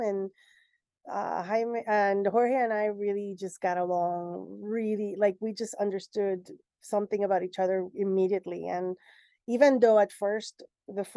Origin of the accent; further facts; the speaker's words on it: Puerto Rico; I'm from Puerto Rico, and being from the Caribbean and being specifically from Puerto Rico